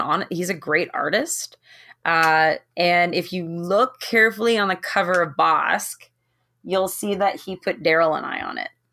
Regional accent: Toronto, Ontario, Canada; I'm from Toronto

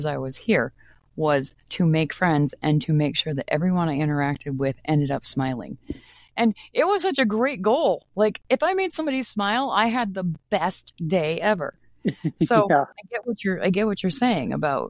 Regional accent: Maine, United States; now in Minnesota, United States; I'm not originally from Minnesota, I am from Maine. And I moved here in 1991, 92, somewhere in there.

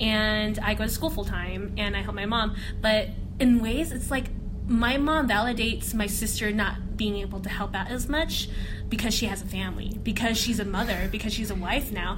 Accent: West Coast, United States; I'm from the West Coast

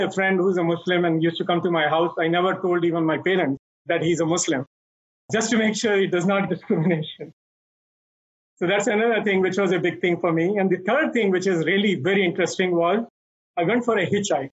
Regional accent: Delhi, India; moved away; I grew up in a business family in Delhi, in old Delhi, in Chandni Chowk, which is the heart of Delhi

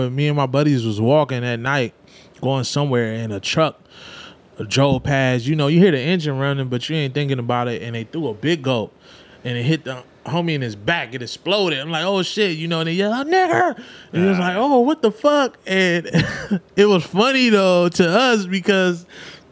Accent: Los Angeles, California, United States; moved away; I'm coming from South Central

